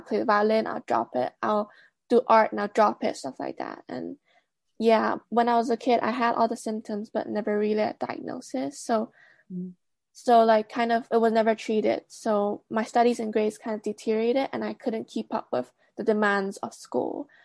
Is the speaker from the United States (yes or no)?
no; Hong Kong; moved away as an adult; now in Birmingham, United Kingdom; I grew up in Hong Kong, but right now I'm living in the UK for my master's